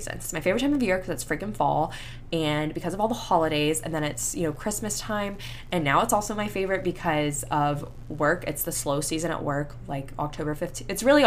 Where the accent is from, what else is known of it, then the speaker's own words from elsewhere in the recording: Panama City Beach, Florida, United States; moved away; I grew up in Panama City Beach